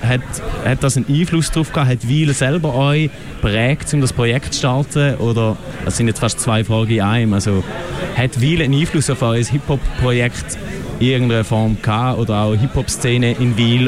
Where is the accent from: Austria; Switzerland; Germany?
Switzerland; Eastern Switzerland; accent: Ostschweizer Dialekt; Ich bin ja ein äh, vehementer Verteidiger von unserem Dialekt